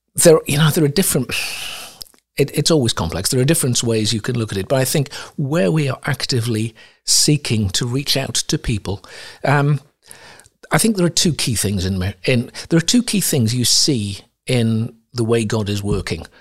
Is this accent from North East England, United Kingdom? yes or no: yes; Sunderland, North East England, United Kingdom; moved away; also born or lived in Ivory Coast; I grew up in Sunderland, in the northeast of England